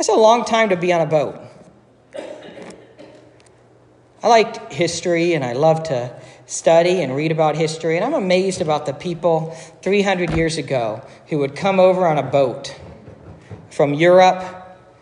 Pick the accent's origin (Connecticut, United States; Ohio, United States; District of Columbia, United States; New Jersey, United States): Ohio, United States; Dayton; moved away; also born or lived in Cincinnati; I'm originally from Dayton